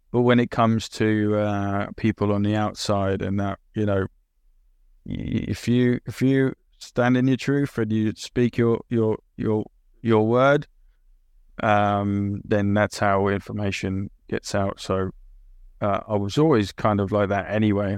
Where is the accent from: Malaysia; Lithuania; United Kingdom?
United Kingdom; England; also born or lived in Italy / Australia / New Zealand / Finland; I'm British as well